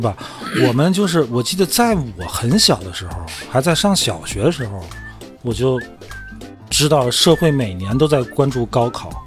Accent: Hohhot, Inner Mongolia, China; accent: Inner Mongolian (Hohhot dialect); 我们内蒙话就胡适话

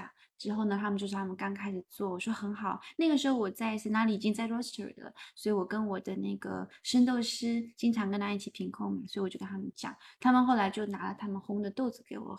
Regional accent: Hainan, China; now in Melbourne, Australia; 我是海南人，可是我在海南的时候

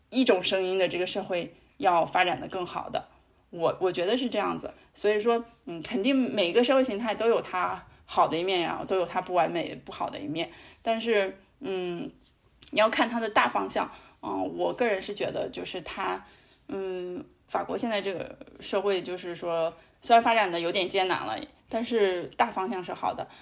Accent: China; now in France; 我们中国人

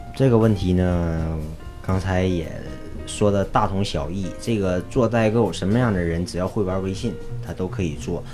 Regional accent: China; now in Los Angeles, United States; 我是中国人

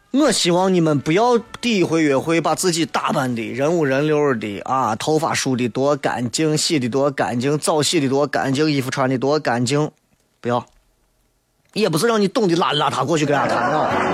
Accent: Shaanxi, China; 我们陕西有句俗话啊

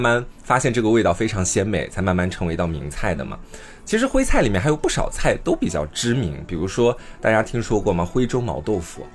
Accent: Anhui, China; moved away; 我自己是一个土生土长的安徽人，我在安徽 待了有十几年的时间

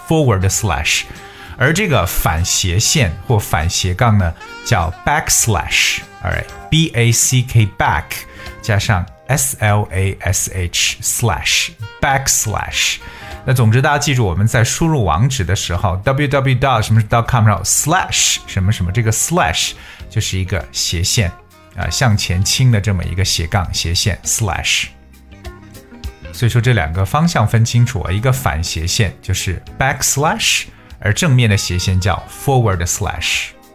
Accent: China; 我们中国人

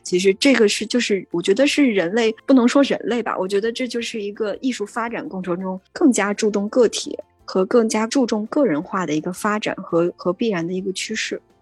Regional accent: China; moved away as an adult; now in New York, United States; 我从中国来，我原来是学中国舞，就是传统的中国舞的这种，这种舞蹈演员

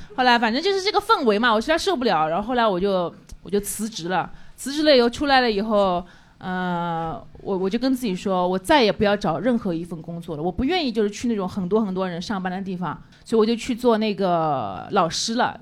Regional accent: Changzhou, Jiangsu, China; accent: Changzhou dialect; 我就类似于瓜哥这种，就是推广我们那边的方言。

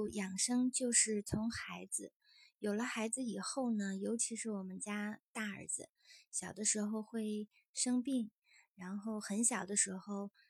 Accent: northern China, China; 其实我是，呃，北方女孩，但是很小小的时候，大家都说我是南方人。

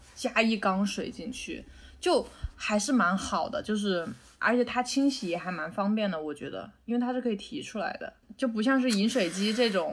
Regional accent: Wuhan, Hubei, China; moved away; 我原来小时候在武汉

